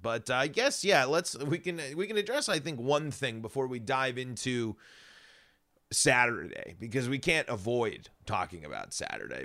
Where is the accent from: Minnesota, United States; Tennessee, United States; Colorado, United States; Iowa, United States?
Colorado, United States